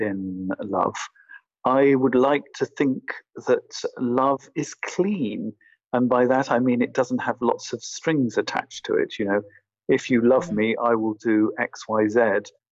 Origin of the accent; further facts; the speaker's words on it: England, United Kingdom; now in Berlin, Germany; I'm originally from England